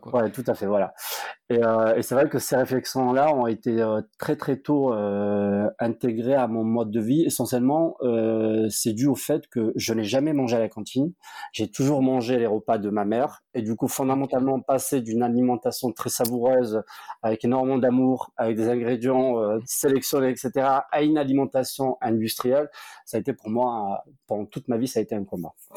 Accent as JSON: {"language": "French", "town": "Montpellier", "region": "Occitania", "country": "France", "tie": "born or raised there", "also_born_or_lived": "Nîmes", "said": "je suis un enfant du Sud, j'ai grandi à Montpellier"}